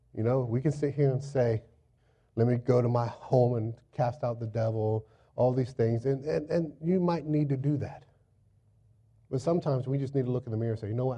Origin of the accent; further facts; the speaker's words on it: Florida, United States; moved away as an adult; now in Virginia Beach, United States; I'm from Florida. Grew up in Florida